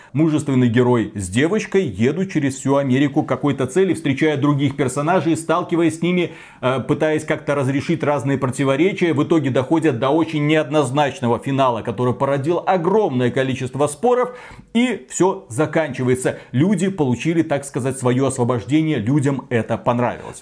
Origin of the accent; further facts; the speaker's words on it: Belarus; мы, два товарища из Беларуси